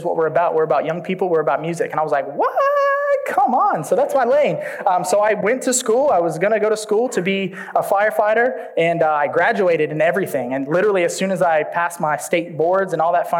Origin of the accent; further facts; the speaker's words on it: Orlando, Florida, United States; moved away; I'm not from here. I grew up in Orlando, Florida